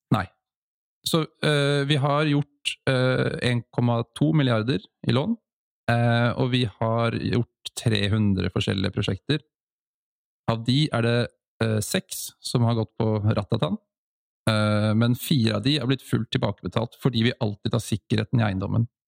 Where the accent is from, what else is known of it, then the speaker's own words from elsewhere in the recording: Oslo, Norway; det er litt det som jeg har tatt med meg fra oppveksten i Holmlia